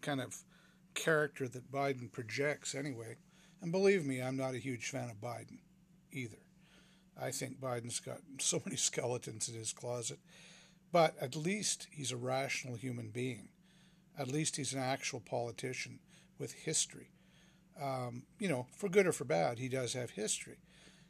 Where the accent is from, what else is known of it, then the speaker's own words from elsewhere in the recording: Vancouver, British Columbia, Canada; I'm a pretty localized Vancouver guy